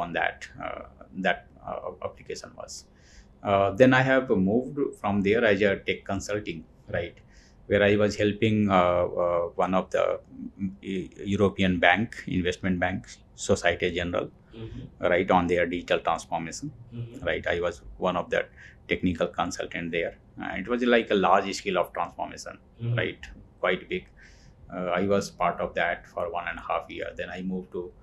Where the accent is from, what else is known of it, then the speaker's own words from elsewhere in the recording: Dhanbad, Jharkhand, India; moved away as an adult; also born or lived in Delhi; I'm from Jharkhand, mm-hmm. A small town, Dhanbad. Dhanbad. Right, I am. I have grown there, done my schooling, college there. And later I moved to Delhi